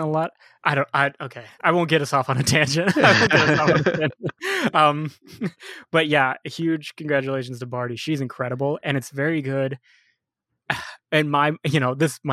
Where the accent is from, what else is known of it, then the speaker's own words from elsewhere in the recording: United States; as an American